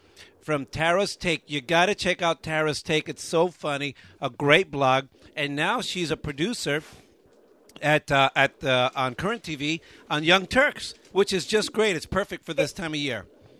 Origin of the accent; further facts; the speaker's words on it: United States; I'm an American lesbian.